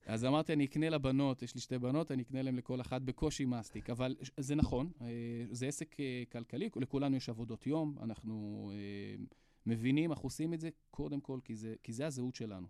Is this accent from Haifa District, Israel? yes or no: yes; Hadera, Haifa District, Israel; אני מחדרה